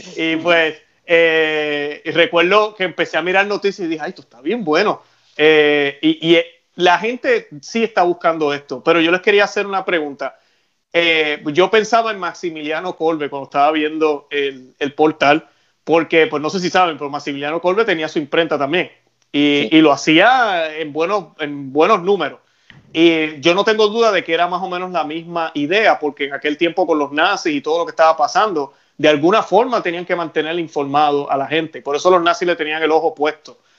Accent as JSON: {"language": "Spanish", "country": "Puerto Rico", "said": "Yo soy puertorriqueño"}